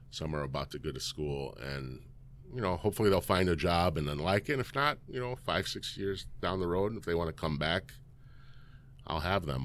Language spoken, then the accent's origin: English; Elgin, Illinois, United States; I grew up in Elgin, born and raised